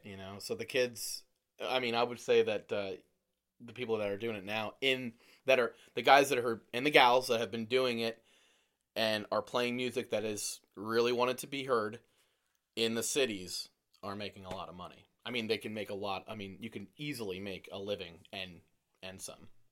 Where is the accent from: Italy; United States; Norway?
United States; Lehigh Valley, Pennsylvania; I'm from the Lehigh Valley.